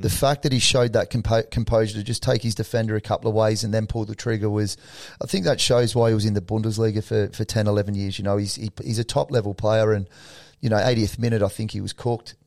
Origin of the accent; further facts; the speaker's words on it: Australia; us being Australian